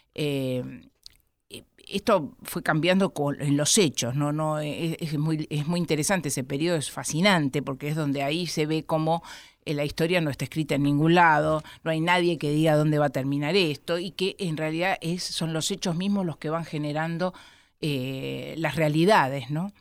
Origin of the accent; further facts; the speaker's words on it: Argentina; first language Spanish; somos los argentinos